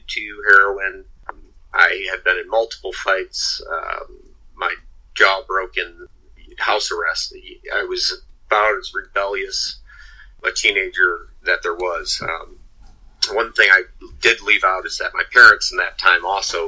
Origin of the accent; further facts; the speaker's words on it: Midwest, United States; now in Venice, Florida, United States; I was born in the Midwest